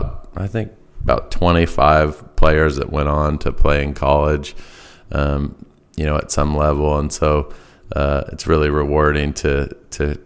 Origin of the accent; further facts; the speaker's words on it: Bellingham, Washington, United States; also born or lived in Spokane, Washington / Venezuela / Massachusetts; I grew up in Bellingham, Washington, played at Sehome High School.